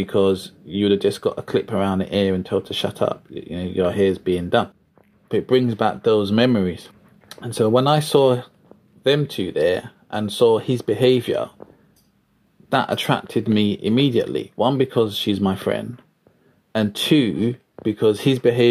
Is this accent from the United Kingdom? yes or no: yes; London, United Kingdom; I grew up in Deptford, South East London. I was born in Lewisham Hospital